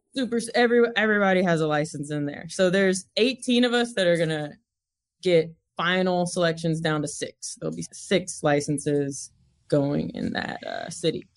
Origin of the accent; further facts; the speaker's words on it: Mount Juliet, Tennessee, United States; accent: twang; moved away as an adult; also born or lived in Nashville, Tennessee / California; I grew up in Mount Juliet, which is about twenty-five miles outside of Nashville, Tennessee